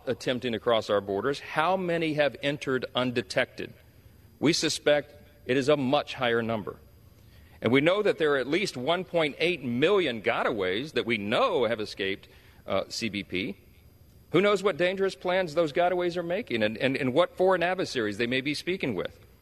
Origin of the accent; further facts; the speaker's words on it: Louisiana, United States; my home state of Louisiana